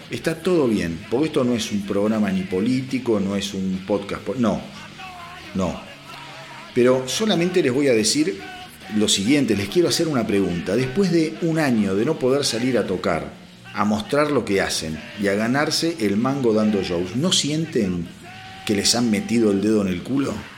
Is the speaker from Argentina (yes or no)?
yes; Argentina; como argentino